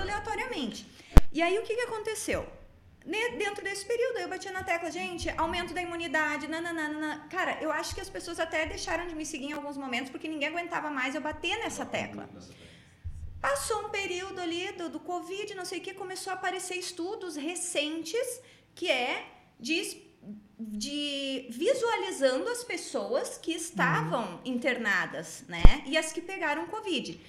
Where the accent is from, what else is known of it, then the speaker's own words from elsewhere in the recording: Rio Grande do Sul, Brazil; also born or lived in Salvador; Nós como gaúchos, né? A gente aprende a ter chão, raiz